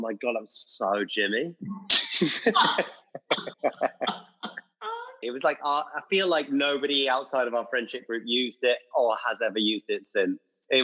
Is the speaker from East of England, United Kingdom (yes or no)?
no; Bristol, South West England, United Kingdom; I grew up in Bristol